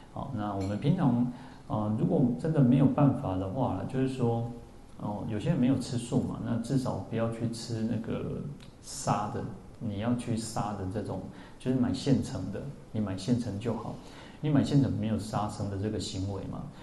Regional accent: Taipei, Taiwan; 我们台北人

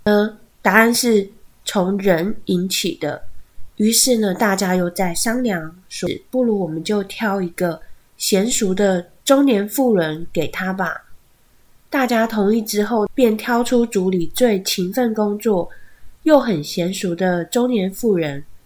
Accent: Taiwan; 他们还是会替我们台湾人做事的

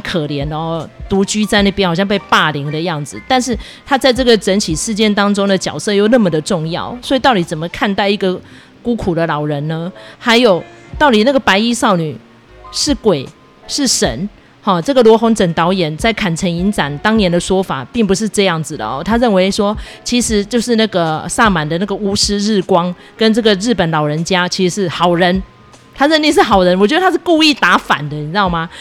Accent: Taiwan; 其实身处在台湾，我们是一个宗教多元的国家

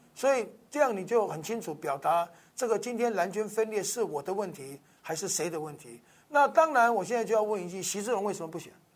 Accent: Taiwan; 我们台湾人

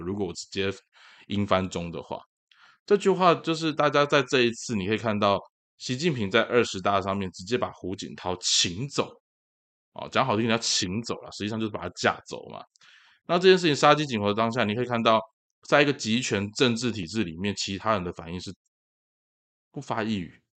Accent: Tainan, Taiwan; 我还是个道道地地的台南人

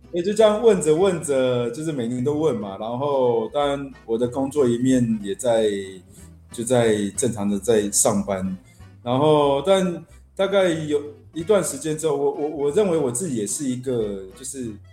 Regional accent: Taiwan; 我爷爷是湖南老兵，就是对。那时候三七、三八年随政府来台湾，其实我们就从小住在眷村里面嘛

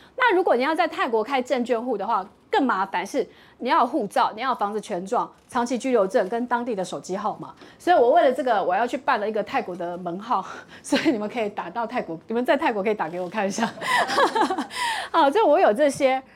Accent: Taiwan; 所以我觉得我们台湾人也很骄傲，因为我们台湾人在 ETF 上面的金融知识其实还蛮厉害。

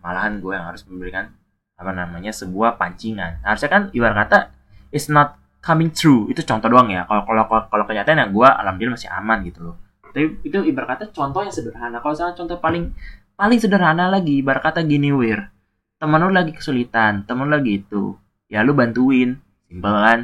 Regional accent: Tangerang, Banten, Indonesia; moved away; kota gua sendiri, kota Tangerang

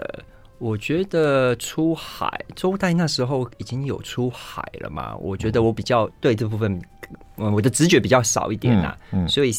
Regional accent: Kaohsiung, Taiwan; 呃，原则上我会回我老家，我我老家在高雄

